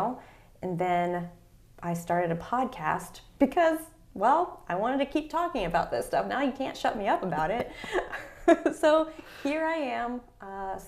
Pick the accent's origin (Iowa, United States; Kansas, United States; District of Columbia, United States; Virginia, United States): Virginia, United States; Fairfax County; also born or lived in Washington, D.C.; I grew up in Fairfax County, Virginia, so outside of D.C. I was born in D.C., lived in Northern Virginia for my whole life